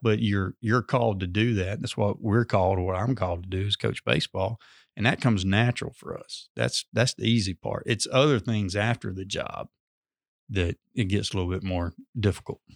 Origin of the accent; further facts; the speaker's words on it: Amory, Mississippi, United States; I'm originally from Amory, went to high school at Hatley